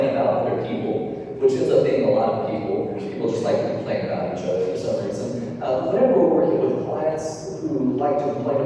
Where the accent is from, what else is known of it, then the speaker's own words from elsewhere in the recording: North Alabama, United States; moved away as an adult; also born or lived in Montgomery, Alabama; now in Mobile, United States; growing up in North Alabama, everybody goes to public school